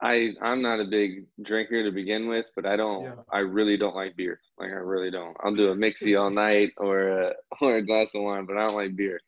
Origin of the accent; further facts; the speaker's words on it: Indianapolis, Indiana, United States; moved away as an adult; now in Sacramento, United States; born and raised in Indianapolis, Indiana. Got a lot of family in Cincinnati